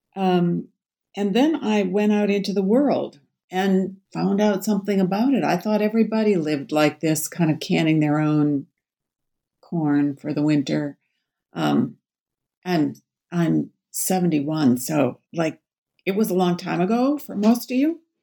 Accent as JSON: {"language": "English", "town": "Babbitt", "region": "Minnesota", "country": "United States", "tie": "born or raised there", "also_born_or_lived": "Bemidji, Minnesota / Twin Cities, Minnesota", "said": "I was born in Bemidji, which is northwest Minnesota. Grew up in northeastern Minnesota"}